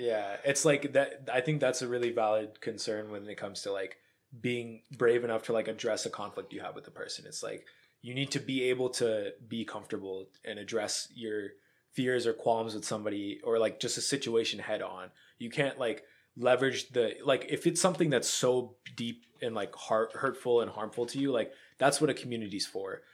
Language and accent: English; Pennsylvania, United States; I grew up in Bumblefuck, Pennsylvania